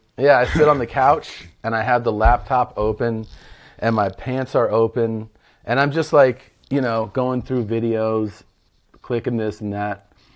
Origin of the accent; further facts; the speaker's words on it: Cincinnati, Ohio, United States; I was born in Cincinnati